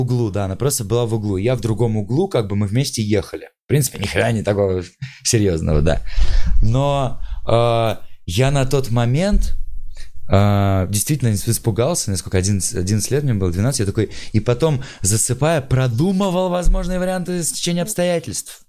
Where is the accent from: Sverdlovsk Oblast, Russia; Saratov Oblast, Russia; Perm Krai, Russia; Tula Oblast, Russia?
Tula Oblast, Russia; Tula; now in Moscow, Russia; я просто чувак из Тулы, как-то вот приехал в Москву